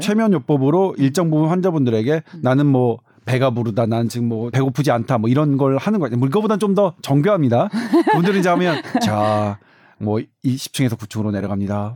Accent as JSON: {"language": "Korean", "region": "Seoul", "country": "South Korea", "tie": "born or raised there", "said": "제가 강북에서 주로 태어나서 강북에서는 뭐 누구 하나 남부럽지 않게 막으스대며 살았는데"}